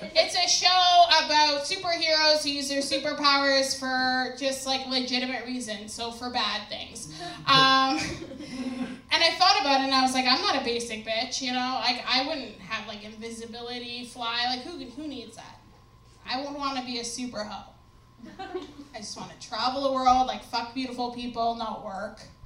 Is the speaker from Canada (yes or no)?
yes; New Brunswick, Canada; I'm from New Brunswick